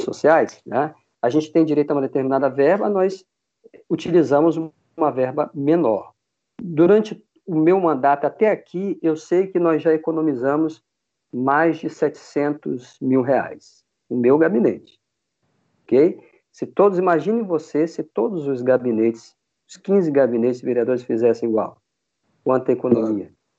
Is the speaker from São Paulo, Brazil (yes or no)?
no; Manaus, Amazonas, Brazil; moved away as an adult; now in Vitória, Brazil; eu sou amazonense. Eu nasci em Manaus. Eu vim para Vitória, eu me mudei para Vitória em 94